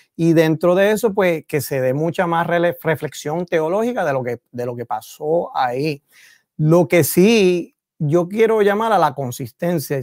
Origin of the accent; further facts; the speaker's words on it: San Juan, Puerto Rico; also born or lived in Massachusetts; yo soy de Villa Prade